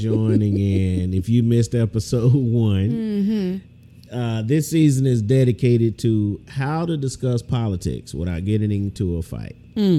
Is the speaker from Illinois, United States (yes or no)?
no; Houston, Texas, United States; moved away; I'm from Houston.